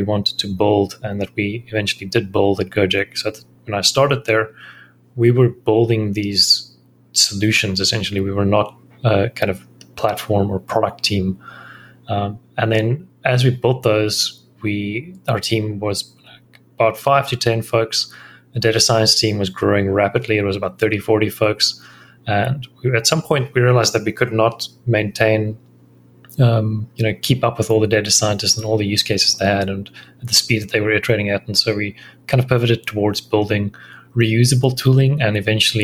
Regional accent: South Africa; moved away as an adult; also born or lived in Thailand / Singapore; I'm a South African.

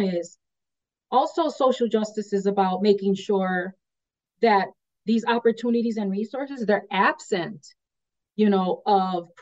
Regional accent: United States; I was born and raised on the South Side. It was primarily a Polish community and then a Latino IX community.

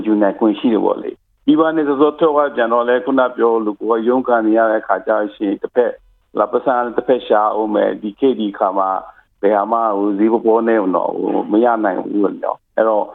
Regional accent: Myanmar

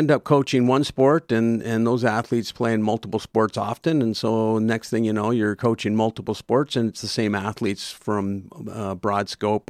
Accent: Calgary, Alberta, Canada; also born or lived in Oregon, United States; I was born in Calgary, but I lived the first 11 years of my life in Oregon in the U.S. and grew up a lot down there. And then we moved back to Calgary when I was 11. Lived here all my life since then.

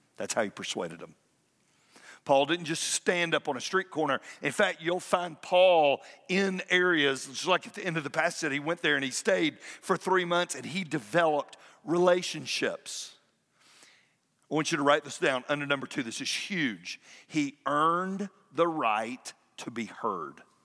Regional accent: Fayetteville, United States; moved away; I drove down to my hometown

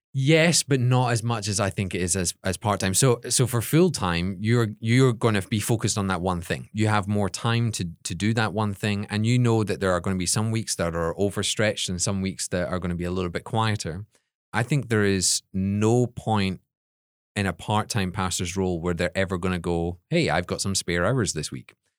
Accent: Scotland, United Kingdom; now in United States; the only Scottish people there

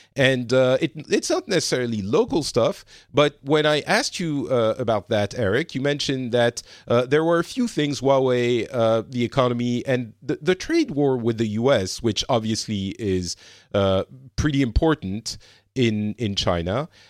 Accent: France; now in Finland; I'm currently in Finland, but I'm originally from France

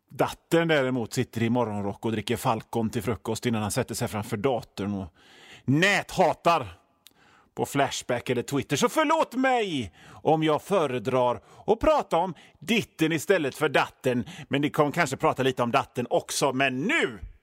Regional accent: Hönö, Västra Götaland, Sweden; now in Gothenburg, Sweden; jag är ju från Hönö, så havet är ju liksom en del av mig

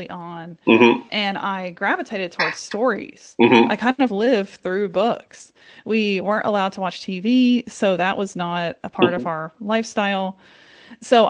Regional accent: Pennsylvania, United States; whenever I grew up in Pennsylvania, we kind of grew up right outside Amish country

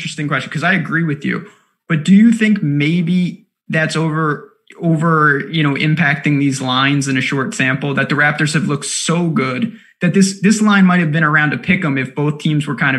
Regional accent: New York, United States; also born or lived in Massachusetts; I am an anti-Boston person as a New Yorker.

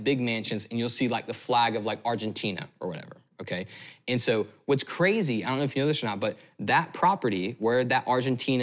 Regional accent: United States; also born or lived in United Kingdom / India; I am an American and, you know, on some level, a proud one

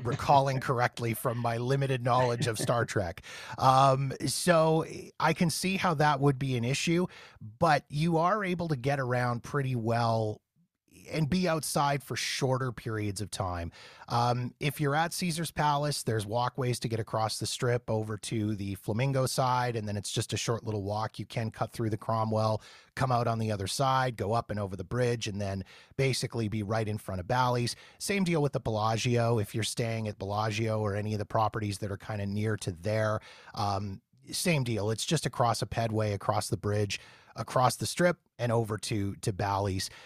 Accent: Canada; I'm from Canada. We don't have In-N-Out Burger up here

